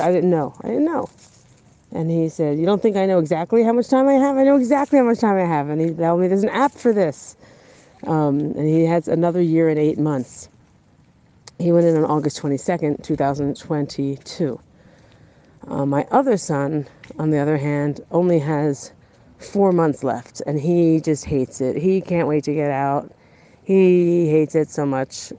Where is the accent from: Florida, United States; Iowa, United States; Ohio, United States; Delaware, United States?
Delaware, United States; now in Israel; Where I grew up in Delaware, everyone goes to the beach for the holidays